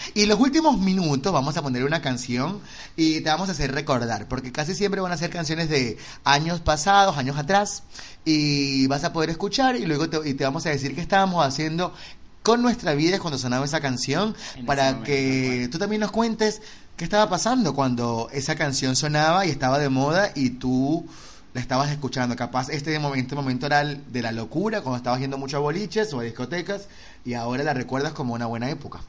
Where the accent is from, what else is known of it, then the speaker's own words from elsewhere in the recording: Venezuela; moved away as an adult; now in Buenos Aires, Argentina; yo soy de Venezuela. Llegué hace cinco años a Buenos Aires.